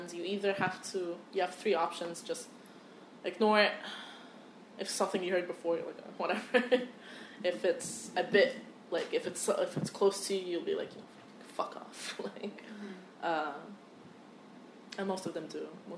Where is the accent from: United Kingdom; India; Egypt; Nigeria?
Egypt; now in United States; I was like, from Egypt